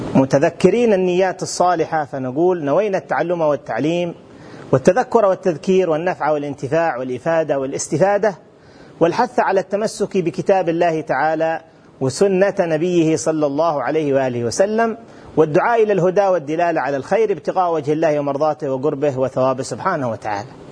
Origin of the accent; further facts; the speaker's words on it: Hadramawt, Yemen; في بلدنا حضرموت اليمن الحبيب